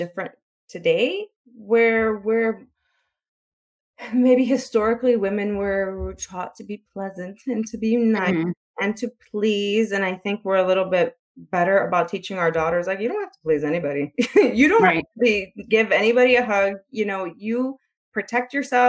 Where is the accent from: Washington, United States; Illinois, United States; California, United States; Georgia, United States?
Illinois, United States; Chicago; I'm from Chicago, so I live in a city